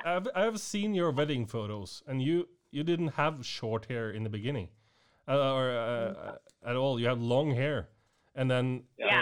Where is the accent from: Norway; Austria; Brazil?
Norway; I came from Norway